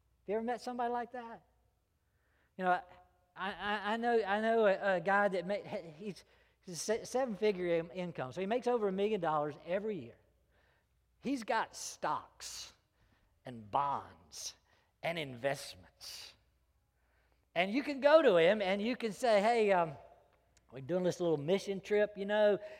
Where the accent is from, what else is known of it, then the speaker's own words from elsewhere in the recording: Greenville, United States; public schools that I grew up in Greenville